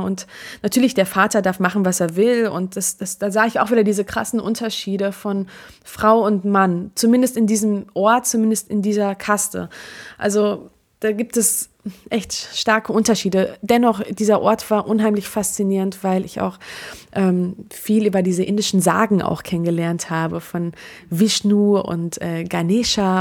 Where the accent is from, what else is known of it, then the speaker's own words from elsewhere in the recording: Germany; ich bin hier geboren in Deutschland